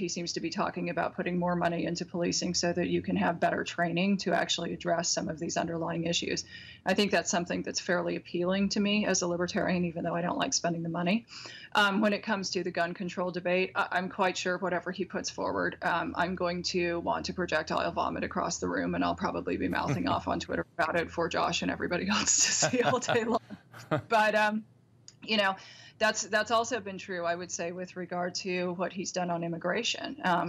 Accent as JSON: {"language": "English", "town": "Seattle", "region": "Washington", "country": "United States", "tie": "born or raised there", "said": "As a younger person, a teenager growing up in Seattle"}